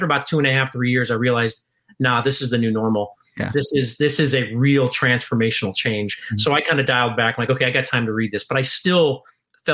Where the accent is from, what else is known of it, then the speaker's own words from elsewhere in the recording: Chicago, Illinois, United States; moved away as an adult; I'm from Chicago